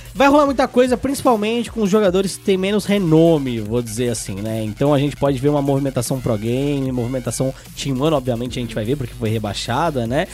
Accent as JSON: {"language": "Portuguese", "country": "Brazil", "said": "a gente tem aqui no é. Brasil"}